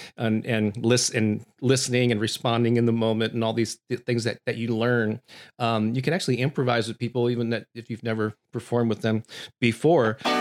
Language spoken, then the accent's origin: English; St. Louis, Missouri, United States; my hometown here of Saint Louis, Missouri